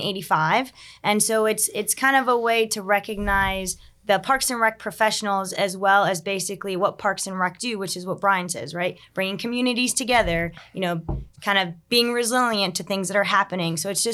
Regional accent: Puerto Rico; So I'm from Puerto Rico. From a small town where we were always outside.

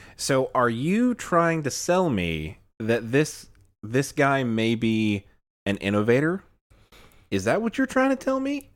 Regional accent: Illinois, United States; now in Alabama, United States; I'm from the north, uh, I was born in Illinois, um, came to Alabama, and, uh, didn't, didn't necessarily, like, pick up the, the Southern drawl that much

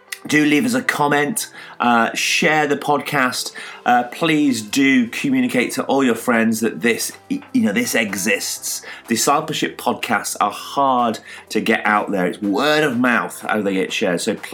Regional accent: Yorkshire and the Humber, United Kingdom; as a Yorkshireman

